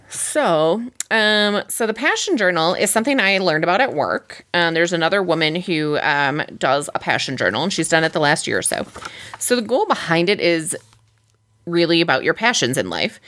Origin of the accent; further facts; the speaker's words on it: Midwest, United States; we're from the Midwest